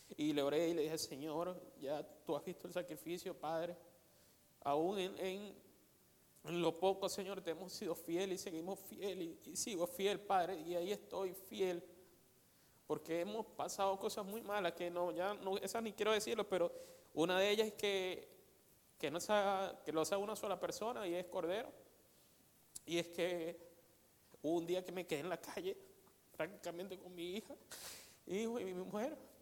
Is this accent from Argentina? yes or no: no; Venezuela; moved away as an adult; Desde que yo salí de Venezuela